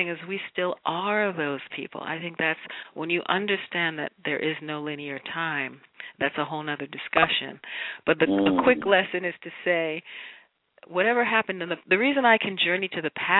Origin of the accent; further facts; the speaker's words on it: New York, United States; I'm a New Yorker